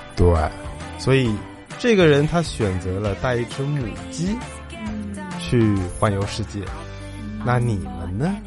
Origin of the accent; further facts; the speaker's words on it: Shanghai, China; 因为我们上海人会比较习惯说亲一下